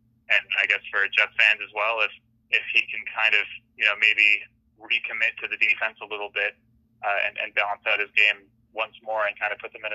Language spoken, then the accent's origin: English; Halifax, Nova Scotia, Canada; moved away; I'm from Halifax. I will admit that I left Halifax